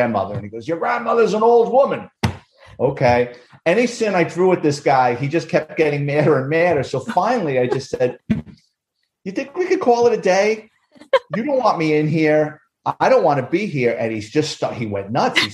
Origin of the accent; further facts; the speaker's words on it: New York City, New York, United States; I grew up in the Bronx